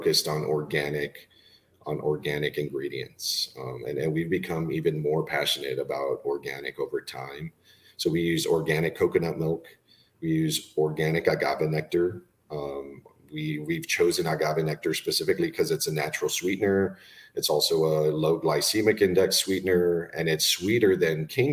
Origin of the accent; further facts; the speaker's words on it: Laredo, Texas, United States; also born or lived in Austin, Texas / Spain; I was born in Austin, raised in Laredo, Texas, in South Texas